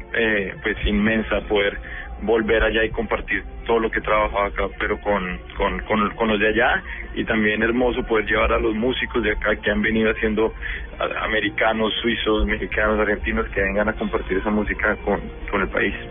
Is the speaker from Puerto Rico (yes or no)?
no; Bogotá, Colombia; now in New York, United States; yo soy Rolo, o sea, nací y criado en Bogotá.